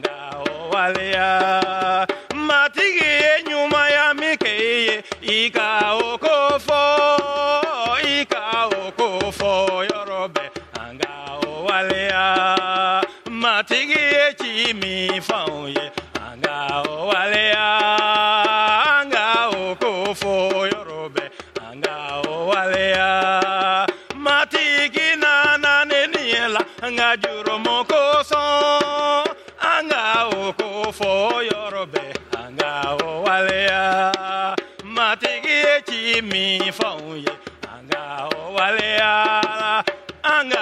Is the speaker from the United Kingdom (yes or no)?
no; Mali; English is a second language; moved away as an adult; also born or lived in Senegal; now in Canada; I grew up with radio in Mali